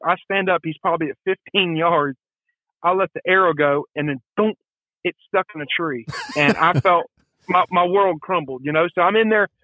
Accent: Marietta, United States; also born or lived in Canton; I'm originally from Marietta

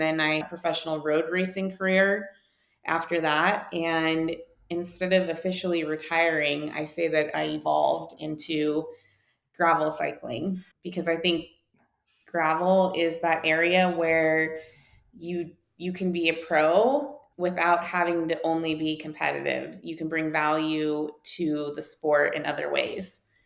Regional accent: Whitefish, Montana, United States; moved away as an adult; also born or lived in San Diego; I'm actually from Whitefish, Montana, which is something not a lot of people can say. And uh, growing up here

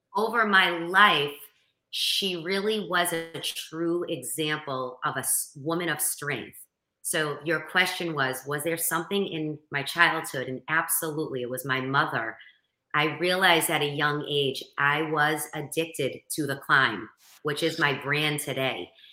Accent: Boston, Massachusetts, United States; accent: Boston; I'm from Boston

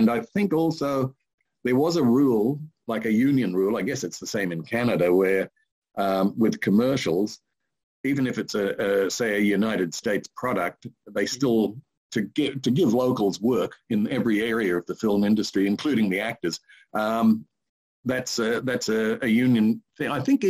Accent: Sydney, New South Wales, Australia; in Sydney on the East Coast.

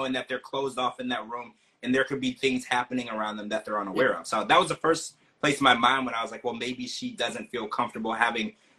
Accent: Louisiana, United States; I did grow up in Louisiana

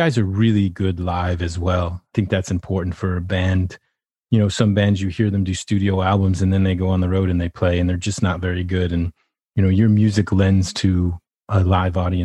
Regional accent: Massachusetts, United States; I grew up in Massachusetts

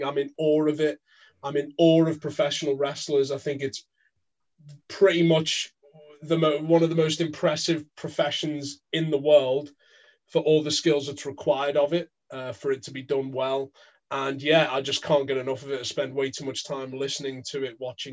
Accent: Merseyside, North West England, United Kingdom; moved away as an adult; also born or lived in London; I grew up in Merseyside, land of the …, moved to London

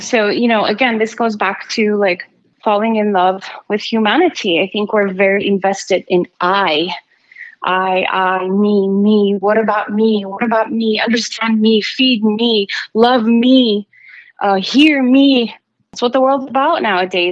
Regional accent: Armenia; moved away; growing up in Armenia and seeing all the hardship

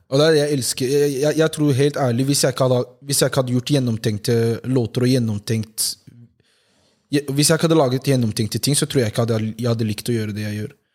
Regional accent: Oslo, Norway; Jeg er jo fra Homlia Eh, bodd der hele livet.

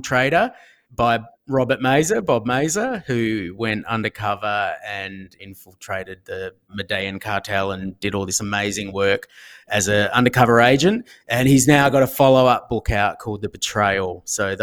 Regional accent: Australia; I'm an Australian

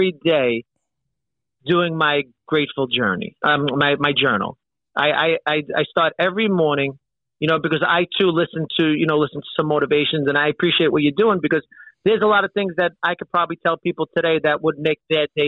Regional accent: New York City, New York, United States; we grew up in Brooklyn

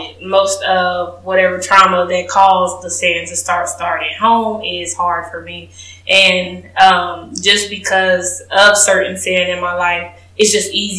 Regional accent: Kansas City, Missouri, United States; moved away as an adult; now in Houston, United States; I am from Kansas City, Missouri, home of the Chiefs

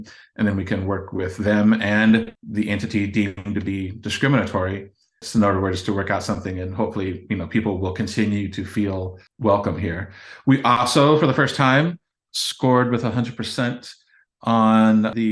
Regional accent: Champaign, Illinois, United States; born and raised here, seen the city, you know, change and grow over the last nearly half century

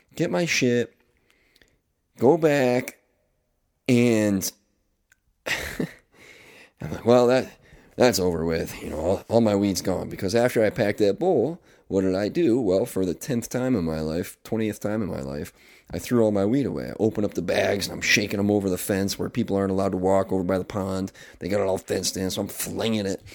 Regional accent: Northeast, United States; I am officially back in my home state, up here in the Northeast

